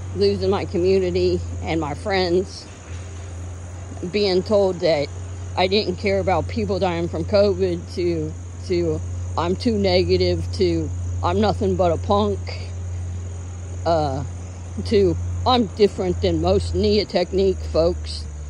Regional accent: United States; I'm an American

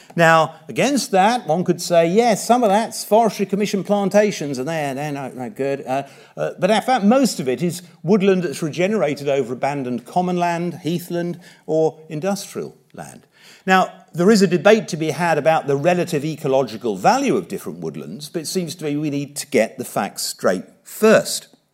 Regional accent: Watford, East of England, United Kingdom; now in Norfolk, United Kingdom; I was brought up in Watford in the nineteen sixties.

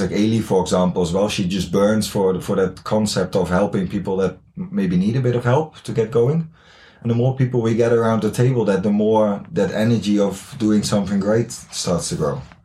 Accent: Netherlands; English is a second language; moved away as an adult; now in Haugesund, Norway; I'm from the Netherlands. I lived here now for uh, almost three years

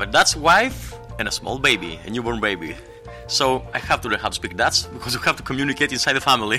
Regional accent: Greece; moved away as an adult; now in Netherlands; I'm from Greece.

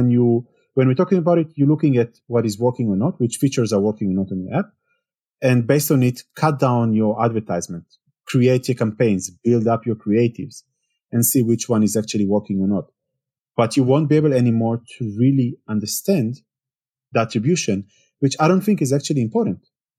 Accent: Israel; English is a second language; now in Germany; Well, I moved to Germany 8 years ago. I'm coming originally from Israel. If you cannot hear it from the accent, which most people think I'm French somehow, or then the second option is Spanish, never Israeli.

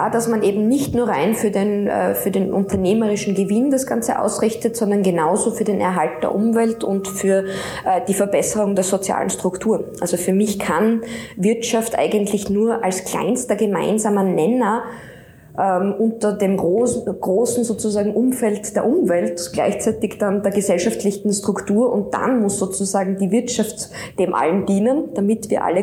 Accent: Steins, Styria, Austria; Und ich bin selber in Steins in der Steiermark am Land aufgewachsen

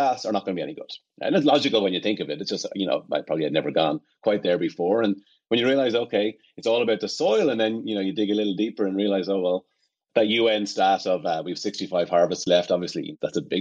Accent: Ireland; moved away; I'm from Ireland, obviously, and I spent all my summers and holidays on family farms

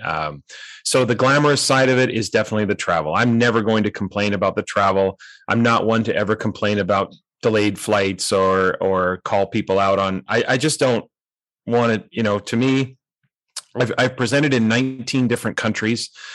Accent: North Vancouver, British Columbia, Canada; moved away as an adult; also born or lived in Boise, Idaho; I grew up in North Vancouver

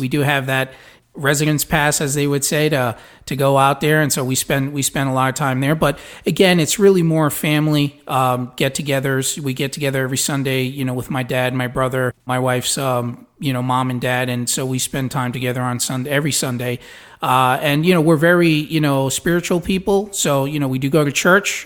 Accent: New York City, New York, United States; moved away as an adult; also born or lived in New Jersey; now in Florida, United States; I was born in Brooklyn.

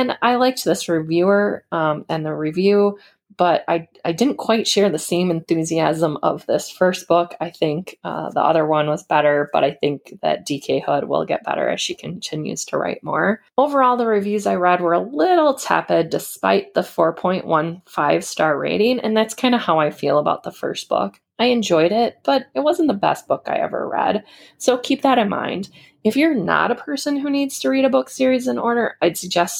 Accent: United Kingdom; So for being British, I felt that the story set in Montana was really well written

